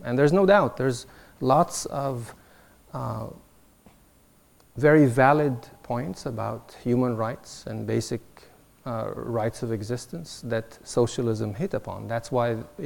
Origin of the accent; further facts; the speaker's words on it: Alexandria, Alexandria Governorate, Egypt; now in United States; I was born in Alexandria, Egypt